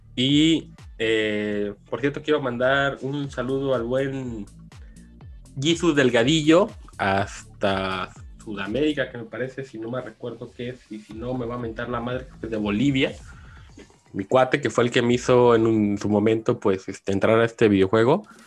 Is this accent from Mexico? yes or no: yes; Mexico; qué orgullo ser parte como mexicano